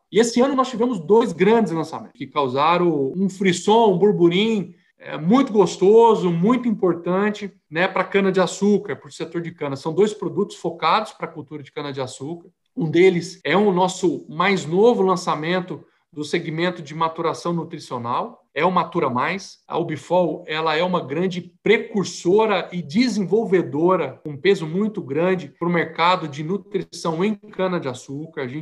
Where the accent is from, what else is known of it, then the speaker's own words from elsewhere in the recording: Minas Gerais, Brazil; Sou mineiro, como você falou, né? É, e o pai né, vinha de uma família de, de imigrantes a, ah, da Suécia, né?